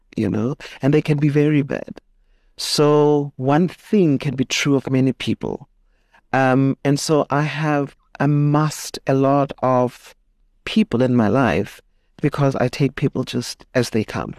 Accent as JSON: {"language": "English", "town": "Soweto", "region": "Gauteng", "country": "South Africa", "tie": "born or raised there", "said": "grew up in Soweto, went to school there"}